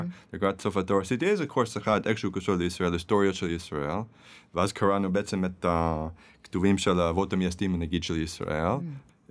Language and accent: Hebrew; Manhattan, then New Jersey, United States; Hebrew is a second language; moved away as an adult; now in Israel; Yes, I was born and raised, נולדתי וגדלתי במנהטן, ועד גיל צעיר עברנו לניו